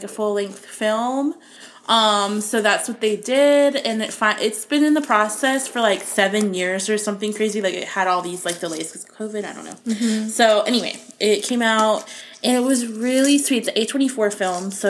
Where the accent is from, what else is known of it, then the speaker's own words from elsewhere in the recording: Florida, United States; I grew up in Florida